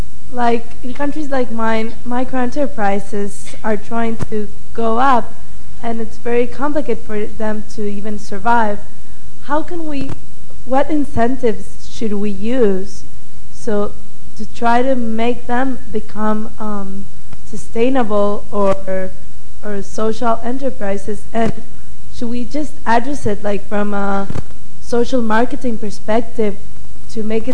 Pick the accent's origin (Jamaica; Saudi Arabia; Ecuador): Ecuador; I'm from Ecuador.